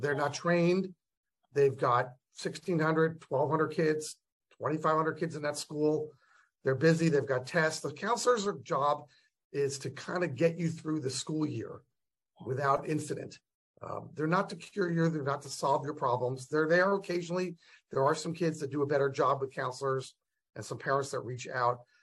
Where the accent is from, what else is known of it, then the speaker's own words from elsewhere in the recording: United States; We as American parents